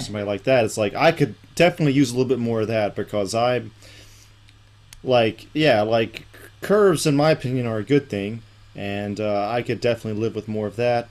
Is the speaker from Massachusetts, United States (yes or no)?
no; Griffin, Georgia, United States; moved away as an adult; also born or lived in Alabama / Los Angeles; my hometown of Griffin, Georgia